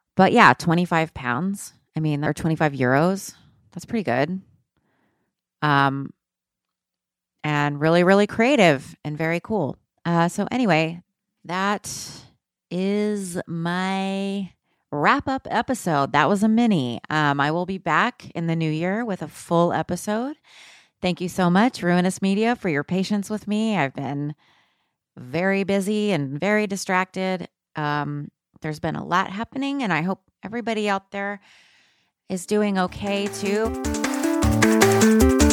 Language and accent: English; United States; I'm American. Um, I'm a Mexican lady